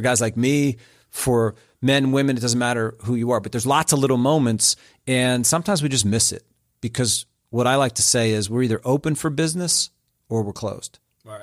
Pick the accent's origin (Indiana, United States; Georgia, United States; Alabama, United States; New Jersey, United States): New Jersey, United States; also born or lived in Springfield, Ohio; now in Atlanta, United States; I grew up in Central Jersey, which is kind of like its own deal.